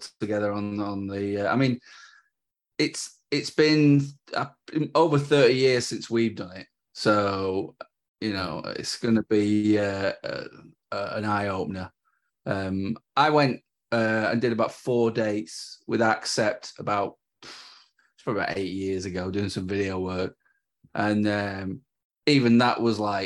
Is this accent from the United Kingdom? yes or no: yes; North West England, United Kingdom; We're from the north